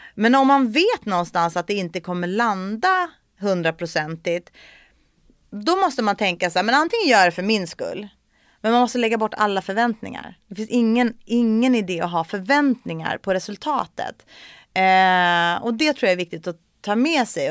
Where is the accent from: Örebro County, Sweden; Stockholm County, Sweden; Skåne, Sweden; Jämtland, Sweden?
Stockholm County, Sweden; Saltsjöbaden; jag är född och uppvuxen i Solsidan i Saltsjöbaden